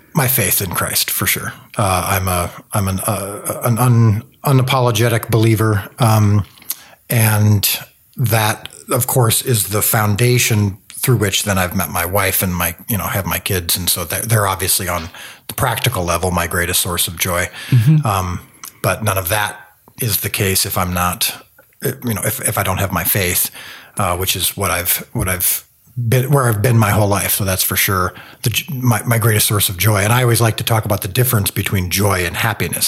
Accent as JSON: {"language": "English", "town": "Zion", "region": "Illinois", "country": "United States", "tie": "born or raised there", "said": "I grew up in a place called Zion, Illinois"}